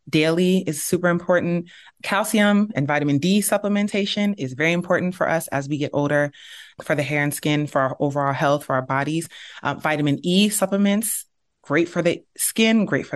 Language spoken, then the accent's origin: English; Nigeria; We're from Nigeria and we're from the Igbo tribe